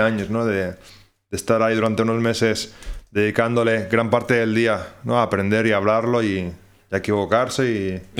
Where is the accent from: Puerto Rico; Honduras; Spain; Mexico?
Spain; Barcelona, Catalonia; moved away as an adult; also born or lived in Ireland; now in Oulu, Finland; soy de Barcelona